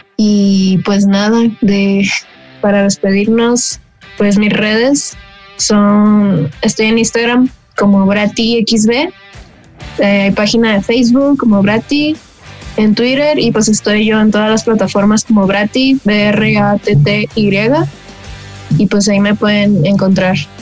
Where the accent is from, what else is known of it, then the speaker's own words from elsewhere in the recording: Culiacán, Sinaloa, Mexico; un proyecto de surf pop rock eh, de Culiacán, Sinaloa